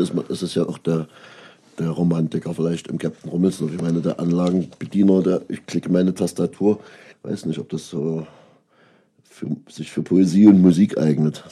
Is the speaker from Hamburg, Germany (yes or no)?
no; Großenhain, Saxony, Germany; born or raised there; also born or lived in Köpenick, Berlin; now in Berlin, Germany